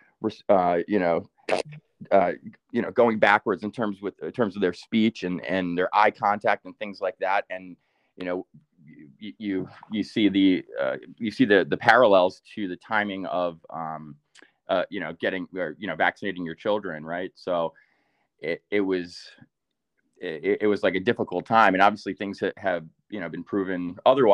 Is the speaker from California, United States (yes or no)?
no; Rockland County, New York, United States; moved away; We grew up in Rockland County, New York